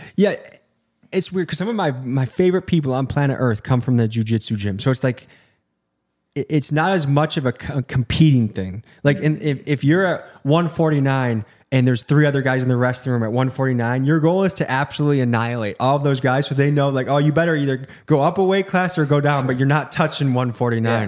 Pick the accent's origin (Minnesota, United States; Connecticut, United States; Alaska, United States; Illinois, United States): Illinois, United States; moved away; I grew up in Illinois